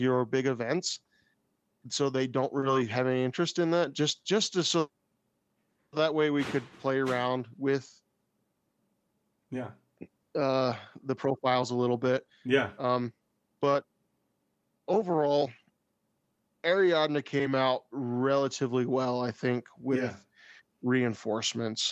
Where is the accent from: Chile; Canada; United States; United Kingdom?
United States; I am American